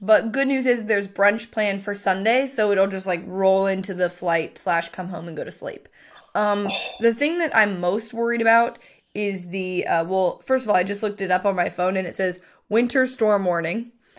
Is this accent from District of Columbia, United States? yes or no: no; California, United States; moved away; also born or lived in Arizona; I'm from California, lived in Arizona.